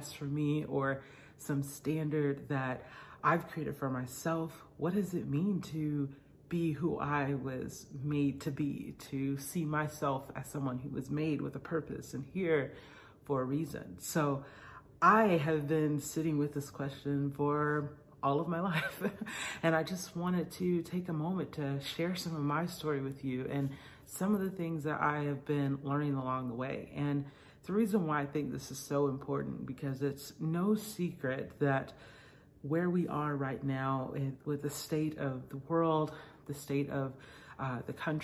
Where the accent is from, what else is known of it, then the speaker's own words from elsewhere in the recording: Atlanta, Georgia, United States; I grew up in Atlanta, Georgia area, where my parents were pastors.